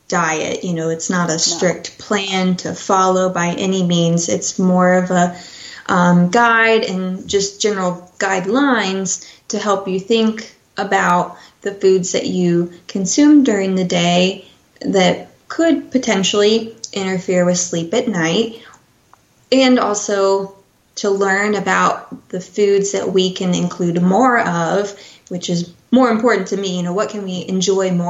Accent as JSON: {"language": "English", "region": "Midwest", "country": "United States", "tie": "born or raised there", "said": "I grew up in the Midwest"}